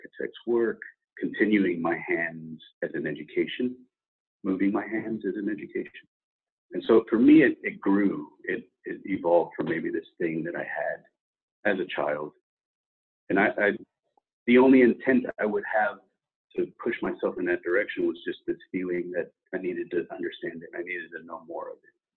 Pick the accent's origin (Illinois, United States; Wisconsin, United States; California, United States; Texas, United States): Texas, United States; also born or lived in El Paso / Los Angeles / Phoenix; growing up in Texas, in high school in Texas, and then going to university at Tech